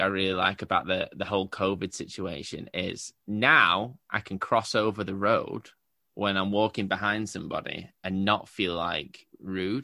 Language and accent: English; England, United Kingdom; I'm English